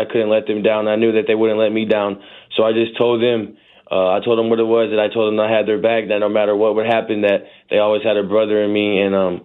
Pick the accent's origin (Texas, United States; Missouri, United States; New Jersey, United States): Missouri, United States; St. Louis; moved away as an adult; now in Indiana, United States; growing up in St. Louis